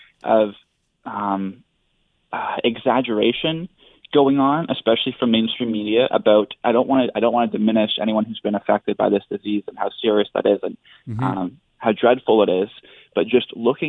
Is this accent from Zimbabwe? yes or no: no; Canada; a Canadian, right, as someone born and raised in this country